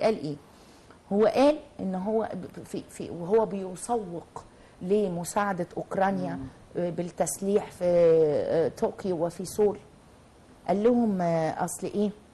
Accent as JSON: {"language": "Arabic", "country": "Egypt", "said": "في بلدنا"}